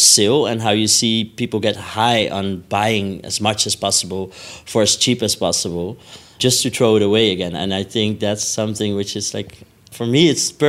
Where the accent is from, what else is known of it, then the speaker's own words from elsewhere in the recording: Amsterdam, North Holland, Netherlands; I'm from Amsterdam